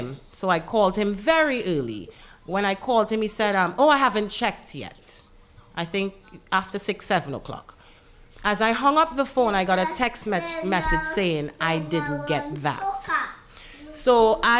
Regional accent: Trinidad & Tobago; also born or lived in United States; now in Dominica

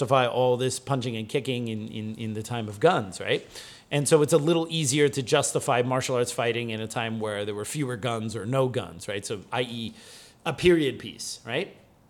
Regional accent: New Jersey, United States; which as a kid growing up in New Jersey was like, well, we only had taekwondo and karate schools

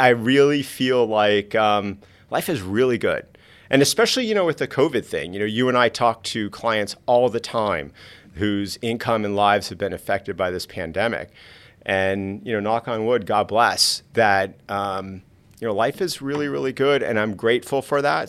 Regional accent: South Florida, United States; I grew up in South Florida.

